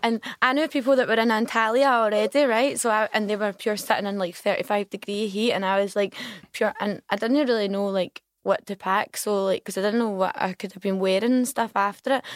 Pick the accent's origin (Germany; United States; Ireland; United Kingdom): United Kingdom; Glasgow, Scotland; I'm from Govan